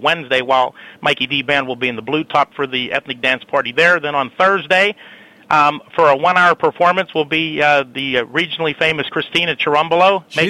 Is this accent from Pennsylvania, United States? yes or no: yes; McKeesport, Pennsylvania, United States; now in White Oak, United States; I was born and raised in McKeesport and graduated in 1992 from McKeesport High School. So McKeesport's very near and dear to my heart, even though I live over in White Oak now.